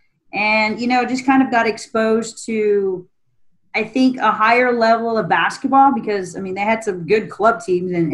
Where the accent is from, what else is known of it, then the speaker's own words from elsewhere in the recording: Austin, Texas, United States; moved away as an adult; now in San Antonio, United States; I'm actually born and raised in Austin